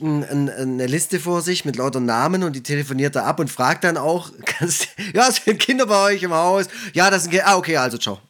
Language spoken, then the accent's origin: German; Swabia, Germany; als Schwabe